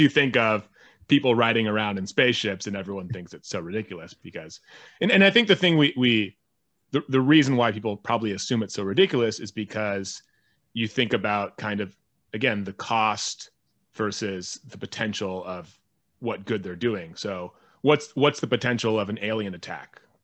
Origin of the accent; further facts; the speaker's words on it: United States; an American who lives in this world where war does exist